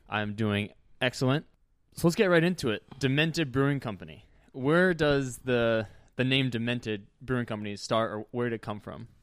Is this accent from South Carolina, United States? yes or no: no; New Jersey, United States; moved away; my home state of New Jersey